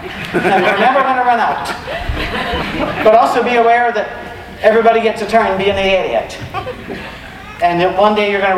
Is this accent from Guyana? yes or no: no; United Kingdom; I don't even do that here. I'm British. We don't do that.